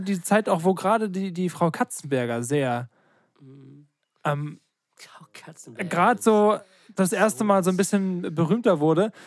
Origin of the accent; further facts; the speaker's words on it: Ruppersdorf, Germany; moved away; Richtung meine alte Heimat gehen, also Ruppersdorf